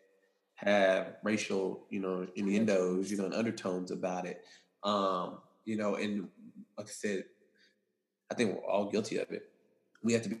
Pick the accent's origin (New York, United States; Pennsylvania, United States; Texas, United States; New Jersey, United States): Texas, United States; East; I'm from deep East Texas, and so my upbringing was a little different